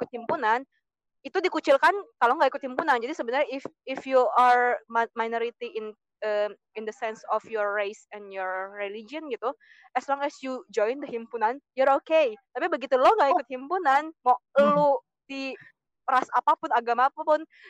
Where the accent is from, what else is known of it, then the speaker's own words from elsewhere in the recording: Indonesia; moved away as an adult; now in France; waktu di Indo tuh berasa, aku minoritas